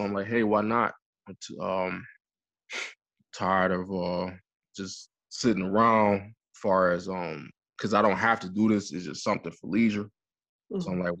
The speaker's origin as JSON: {"language": "English", "town": "Detroit", "region": "Michigan", "country": "United States", "tie": "born or raised there", "also_born_or_lived": "New York", "lives_now": "Canada", "said": "Currently, I'm in Canada, but I was born and raised in Detroit, Michigan, but I moved around a lot due to my father being in the military, so I'm a little bit from everywhere."}